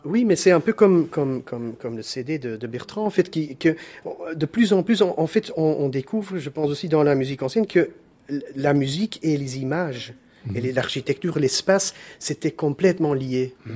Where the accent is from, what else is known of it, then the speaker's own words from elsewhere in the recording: Belgium; je suis le, seul Belge dans, dans, le groupe.